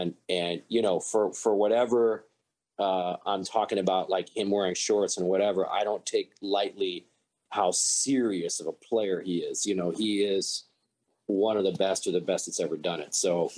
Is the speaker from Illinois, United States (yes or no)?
yes; Champaign, Illinois, United States; moved away as an adult; also born or lived in Chicago, Illinois; now in Montreal, Canada; I was born in Champaign, Illinois, and that's about 2 hours south, well, 2.5 hours south of Chicago. That's where the University of Illinois is located.